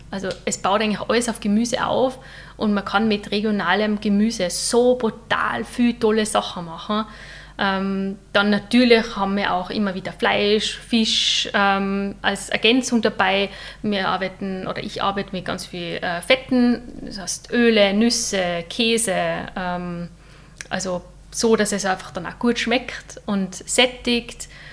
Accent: St. Johann in Tirol, Tyrol, Austria; ich komme aus St. Johann in Tirol

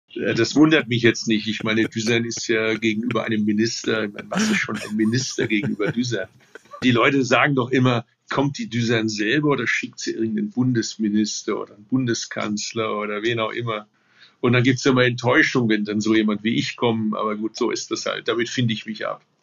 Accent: Stuttgart, Baden-Württemberg, Germany; Ich komme aus Stuttgart

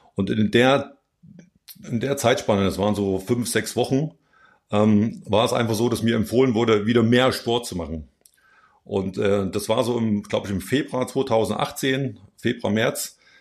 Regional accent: Plauen, Saxony, Germany; moved away as an adult; also born or lived in Chemnitz; now in Eschborn, Germany; bin im Plauen geboren dort in die Trainingsgruppe gegangen. Das lief ganz gut, äh, die, die Jahre dort im Plauen. Und dann mit zwölf Jahren bin ich dann an die Kinder- und Jugendsportschule äh, in Chemnitz gekommen

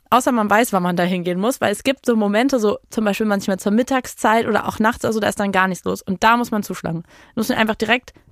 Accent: Berlin, Germany; Also meine Meinung als Berlinerin.

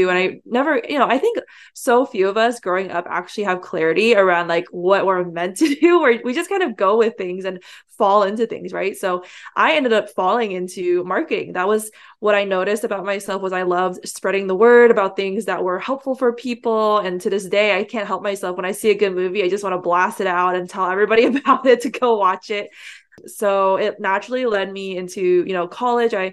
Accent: San Francisco Bay Area, California, United States; I grew up here in the San Francisco Bay Area, which is the heart of the Silicon Valley.

